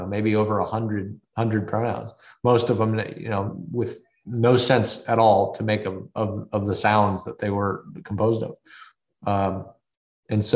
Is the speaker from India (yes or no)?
no; United States; as an American parent